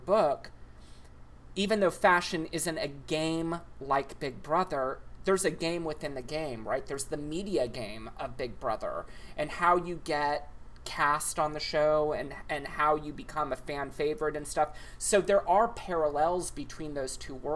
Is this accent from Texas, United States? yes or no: yes; Texas, United States; I grew up in Texas